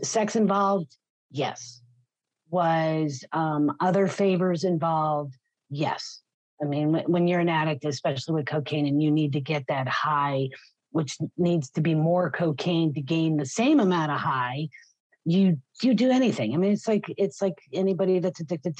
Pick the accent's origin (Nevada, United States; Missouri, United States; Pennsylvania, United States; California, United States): Pennsylvania, United States; we grew up in Pennsylvania